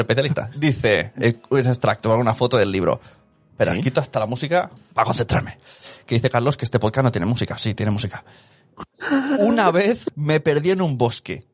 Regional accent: Barcelona, Catalonia, Spain; ¿de dónde eres? Y digo, de Barcelona

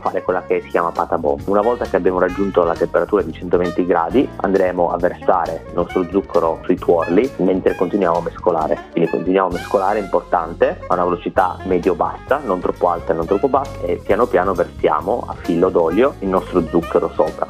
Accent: Italy; now in Melbourne, Australia; noi in Italia, o perlomeno da dove vengo io

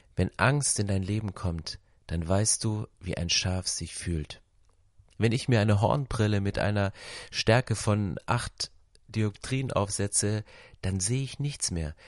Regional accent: Berlin, Germany; Ich komme aus Berlin

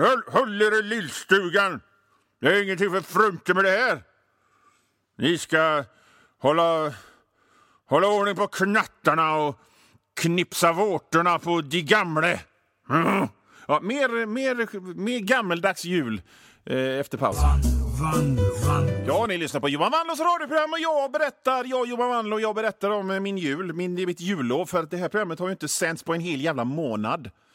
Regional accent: Hönö, Västra Götaland, Sweden; also born or lived in Mölndal; jag är ju från Bohuslän. Jag är född på, på, i Mölndal i och för sig

